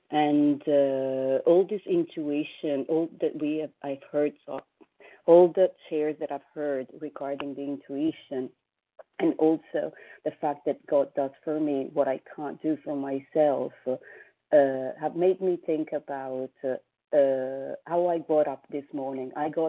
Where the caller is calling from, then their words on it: New York, United States; I'm calling from New York